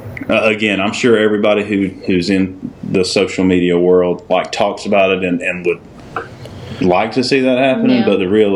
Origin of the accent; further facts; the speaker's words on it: Benson, North Carolina, United States; I mean, she grew up in Coates. I grew up in Benson. We live in Dunn.